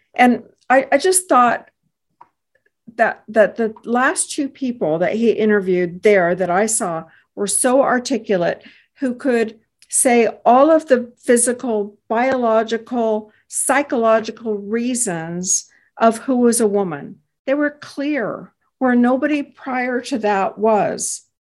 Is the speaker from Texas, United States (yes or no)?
yes; Texas, United States; I hail from Texas